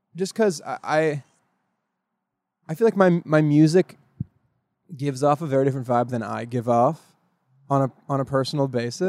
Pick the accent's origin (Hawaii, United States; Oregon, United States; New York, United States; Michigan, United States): Oregon, United States; northern; moved away as an adult; also born or lived in Miami; I'm from upstate, upstate Oregon. I don't know if people say that, but from very northern, northern part of Oregon